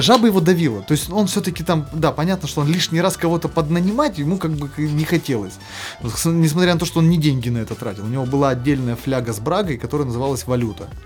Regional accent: Perm, Perm Krai, Russia; accent: Perm dialect (пермский говор); моего пермского говора, который до сих пор еще проскакивает

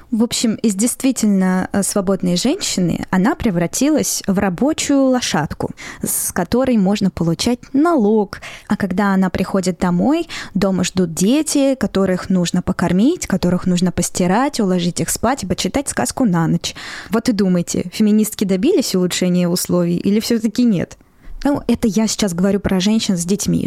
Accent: Moscow, Russia; я родилась и выросла в Москве

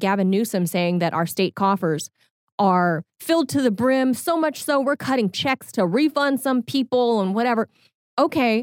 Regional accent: California, United States; moved away; as a native Californian

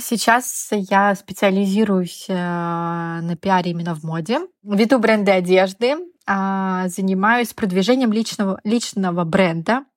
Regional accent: Yamalo-Nenets Autonomous Okrug, Russia; moved away as an adult; also born or lived in Rostov-on-Don / Moscow / Barcelona; Я родилась на Ямале.

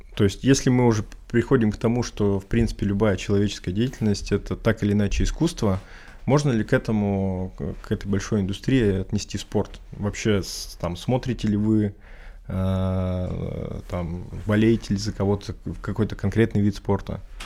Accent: Urals, Russia; я, в принципе, там, условно говоря, коренной уралец

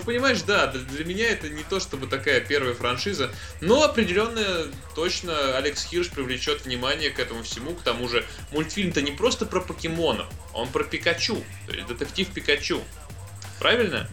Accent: Tambov, Tambov Oblast, Russia; now in Saint Petersburg, Russia; гостил недавно у себя в родном городе Тамбове

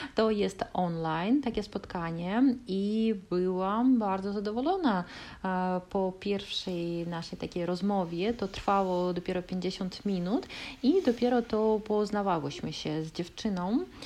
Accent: Kaliningrad, Kaliningrad Oblast, Russia; Polish is a second language; my jesteśmy z Kaliningradu

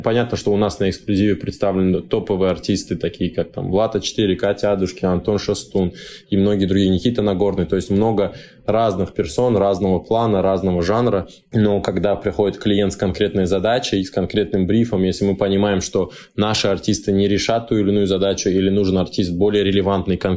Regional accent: Dagestan, Russia; но да, я дагестанец в мире рекламы

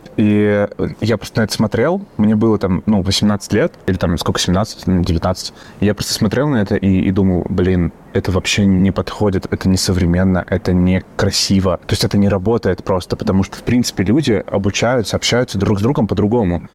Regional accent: Yaroslavl, Yaroslavl Oblast, Russia; moved away; also born or lived in Saint Petersburg; в Ярославль, мой родной город

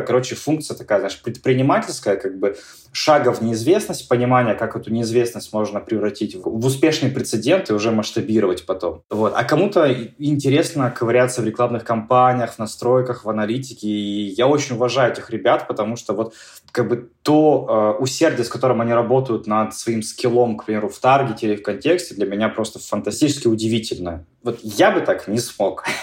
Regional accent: Yekaterinburg, Sverdlovsk Oblast, Russia; в моем родном городе, в Екатеринбурге

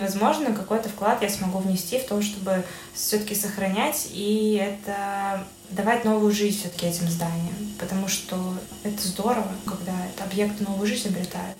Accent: Belarus; как любой белорус

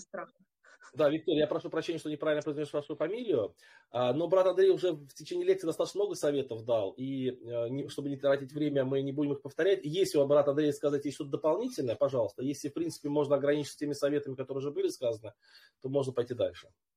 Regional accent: Moldova; now in Germany; Я вообще из Молдовы, но сейчас проживаю в Германии

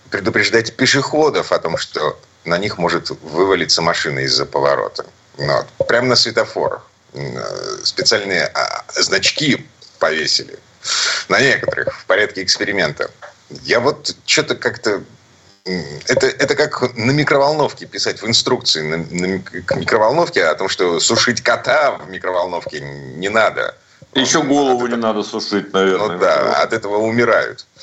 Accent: Saint Petersburg, Russia; из Петербурга

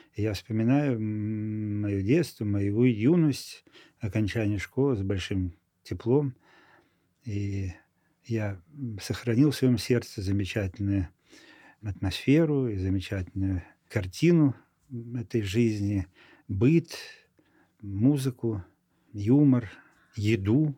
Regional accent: Moldova; moved away as an adult; also born or lived in Florești / Chișinău; now in Saint Petersburg, Russia; в Молдавии, откуда я родом, я знал хорошо молдавский язык

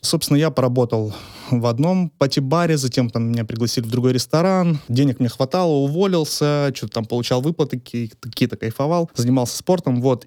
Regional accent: Ukraine; moved away; also born or lived in Poltava; Я родом из Украины, и в две тысячи шестнадцатом году я закончил университет, Полтавский университет экономики и торговли

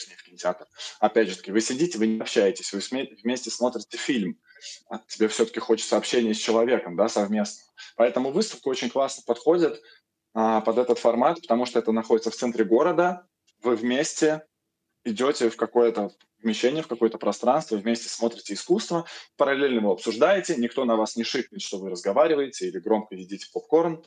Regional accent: Moscow, Russia; я москвич

